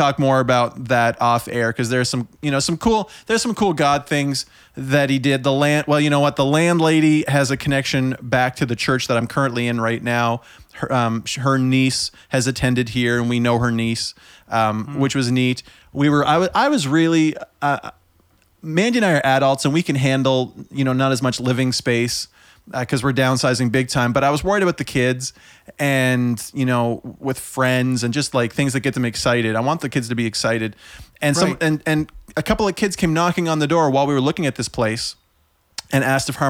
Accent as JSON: {"language": "English", "town": "Summerside", "region": "Prince Edward Island", "country": "Canada", "tie": "born or raised there", "moved": "yes", "lives_now": "Oxford, Canada", "said": "I was born in Summerside, PEI, which means I'm not from away. I'm from PEI"}